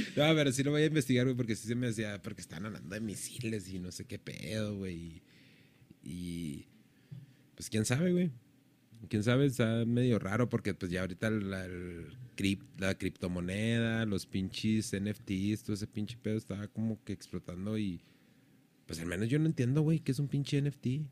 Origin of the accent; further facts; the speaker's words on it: Mexico; somos mexicanos